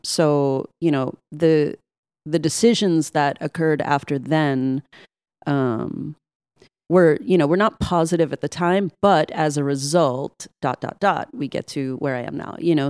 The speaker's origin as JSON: {"language": "English", "town": "New York City", "region": "New York", "country": "United States", "tie": "born or raised there", "said": "all my years growing up in Brooklyn and living in the projects"}